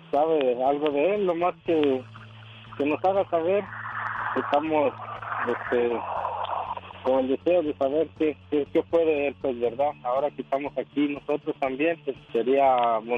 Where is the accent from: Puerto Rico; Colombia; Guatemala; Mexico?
Guatemala; now in United States; Somos de Guatemala